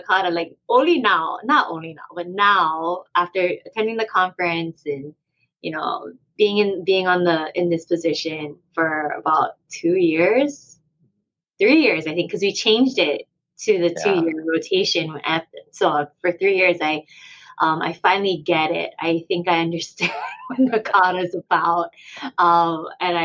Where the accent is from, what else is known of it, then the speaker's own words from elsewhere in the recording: Hawaii, United States; we're from Hawaii